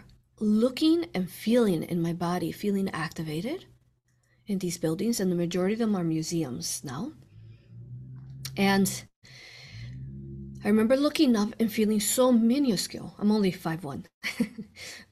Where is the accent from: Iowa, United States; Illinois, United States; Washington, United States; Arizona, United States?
Illinois, United States; Chicago; I was born in Cook County Hospital, Chicago. I was born and raised there